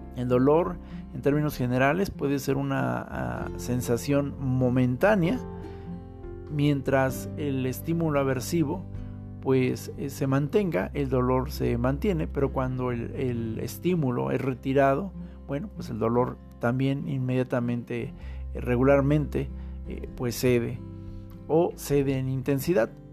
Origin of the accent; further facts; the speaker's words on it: Mexico City, Mexico; nuestra Ciudad de México